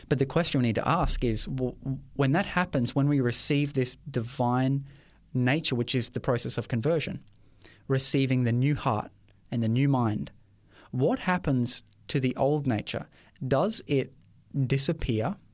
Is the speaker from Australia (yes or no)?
yes; Ipswich, Queensland, Australia; I grew up in Ipswich